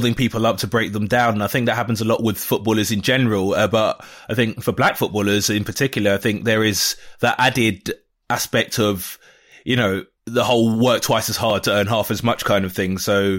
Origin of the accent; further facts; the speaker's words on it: England, United Kingdom; I didn't grow up in Nigeria. I grew up in England, and by all accounts, I'm British.